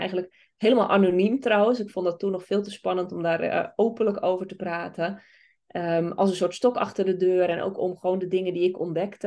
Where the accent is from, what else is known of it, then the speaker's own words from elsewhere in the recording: Friesland, Netherlands; ik kom uit Friesland